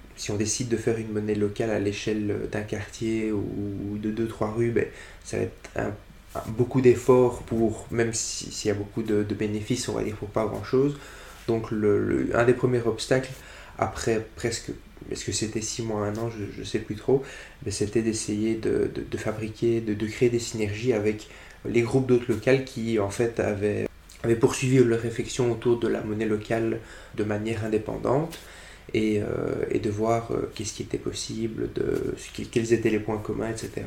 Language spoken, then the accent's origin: French; Brussels, Brussels-Capital Region, Belgium; Je suis bruxellois depuis euh, toujours.